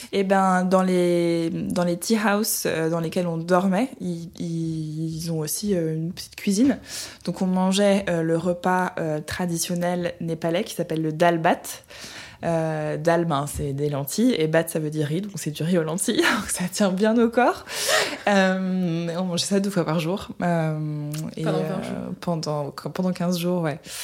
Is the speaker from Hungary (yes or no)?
yes; Budapest, Hungary; rentrer chez moi en Hongrie, à Budapest